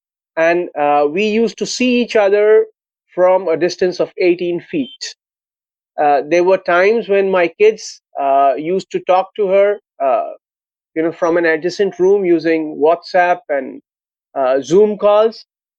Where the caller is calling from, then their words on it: Lucknow, Uttar Pradesh, India; I'm calling from Lucknow, Uttar Pradesh.